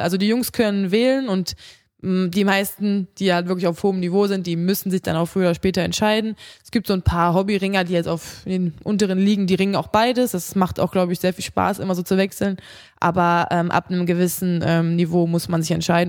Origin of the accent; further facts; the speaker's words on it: Krefeld, North Rhine-Westphalia, Germany; in Krefeld, da wo ich herkomme aus meiner Heimatstadt